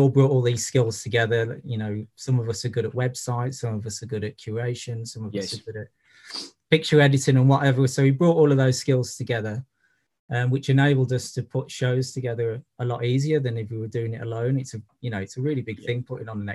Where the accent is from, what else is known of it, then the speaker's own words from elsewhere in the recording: Birmingham, West Midlands, United Kingdom; moved away; also born or lived in Brighton / Liverpool; I'm originally from Birmingham